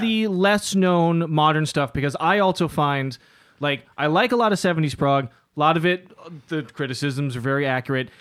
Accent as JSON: {"language": "English", "town": "New York City", "region": "New York", "country": "United States", "tie": "born or raised there", "said": "growing up, uh, in Lower Manhattan, growing up in New York City in the nineties and early two thousands"}